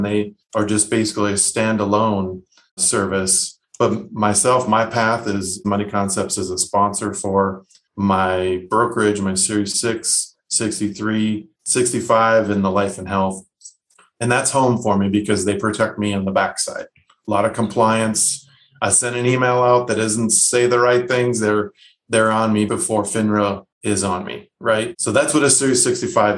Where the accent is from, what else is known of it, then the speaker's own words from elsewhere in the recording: Minnesota, United States; moved away as an adult; also born or lived in San Diego / Michigan; now in San Antonio, United States; I hail from Minnesota, my wife and I, of 25 years, or will be in September